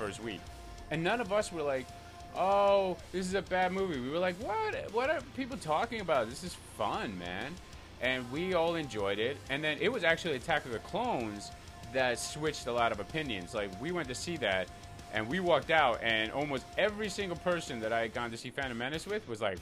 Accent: Iceland; I grew up in Iceland

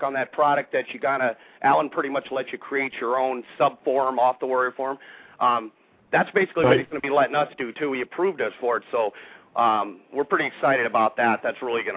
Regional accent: Anchorage, Alaska, United States; moved away; I grew up in Alaska for 20 years, graduated from high school in Anchorage, Alaska

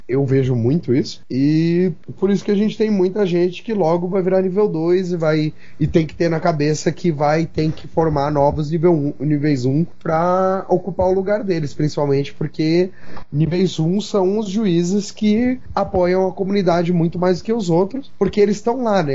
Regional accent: Florianópolis, Santa Catarina, Brazil; Eu sou de Florianópolis

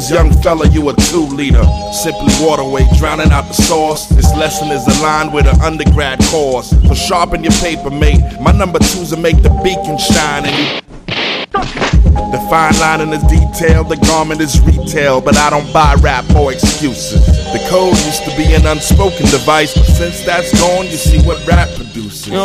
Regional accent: Brooklyn, New York, United States; I'm from Brooklyn. There's like two O's in that motherfucker.

